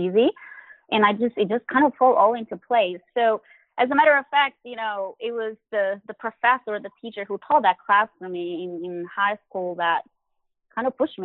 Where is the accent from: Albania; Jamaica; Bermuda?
Albania; moved away; also born or lived in Boston; I grew up in Albania